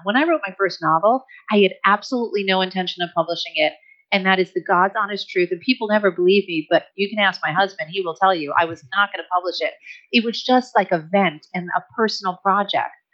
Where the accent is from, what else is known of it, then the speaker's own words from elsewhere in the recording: United States; I'm American too